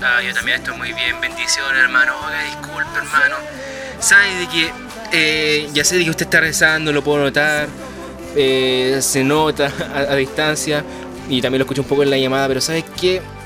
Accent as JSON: {"language": "Spanish", "country": "Chile", "said": "somos los únicos de Chile que estamos haciendo esto"}